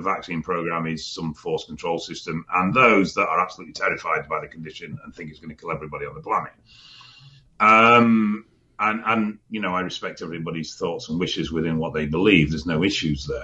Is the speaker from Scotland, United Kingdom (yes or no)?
no; Blackdown, South East England, United Kingdom; I was born in Blackdown in Surrey, in England